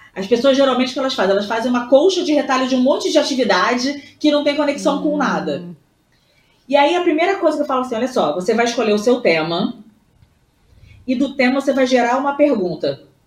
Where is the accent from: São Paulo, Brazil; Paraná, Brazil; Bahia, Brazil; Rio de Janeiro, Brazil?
Rio de Janeiro, Brazil; Voltei aqui pro Rio, né? Que obviamente sou carioca.